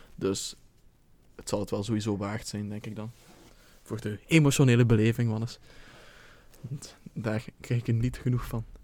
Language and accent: Dutch; Belgium; moved away as an adult; als trotse Belg